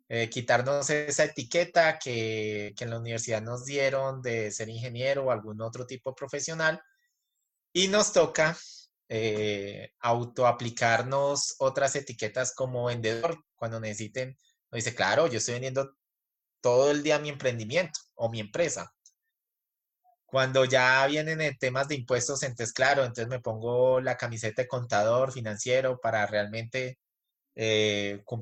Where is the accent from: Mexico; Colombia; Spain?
Colombia; tanto … como … somos colombianos y nos va bien en cualquier cultura que vayamos alrededor del mundo